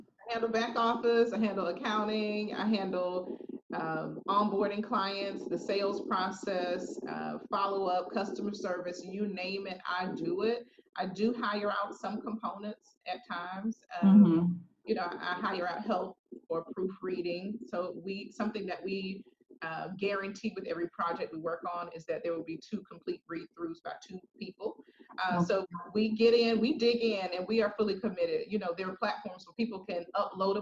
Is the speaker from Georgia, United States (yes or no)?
no; Jacksonville, Florida, United States; moved away; I'm originally from Jacksonville, Florida